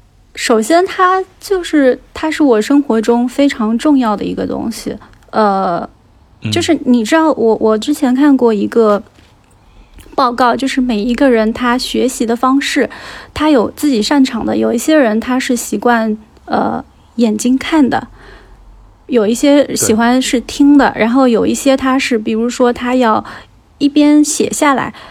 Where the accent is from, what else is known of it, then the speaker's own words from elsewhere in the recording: Hangzhou, Zhejiang, China; 然后呢，我今天要和杨一起来聊一聊我的家乡。就是杭州的第九区富阳。